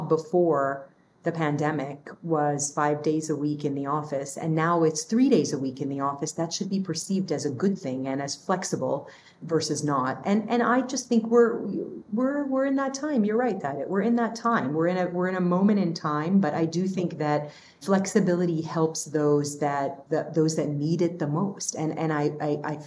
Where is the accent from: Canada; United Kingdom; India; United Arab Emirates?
United Arab Emirates; Dubai; also born or lived in Lebanon / Battle Creek, Michigan / Kalamazoo, Michigan; now in United States; I'm this kid from Lebanon who grew up in Dubai and moved to the US